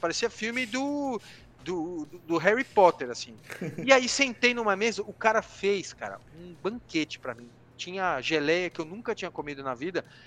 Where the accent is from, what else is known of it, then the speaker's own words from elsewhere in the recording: Brazil; moved away as an adult; also born or lived in London; Sou brasileiro